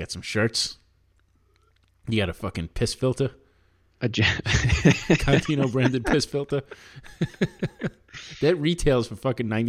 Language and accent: English; New York, United States; moved away; I'm from New York.